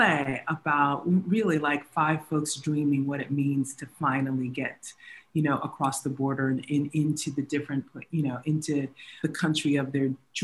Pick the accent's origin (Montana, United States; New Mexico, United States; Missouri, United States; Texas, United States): Texas, United States; I grew up in Texas